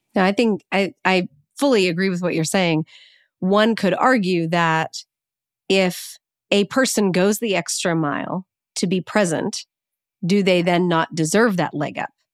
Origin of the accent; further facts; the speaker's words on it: the North, Northern United States, United States; as a Northerner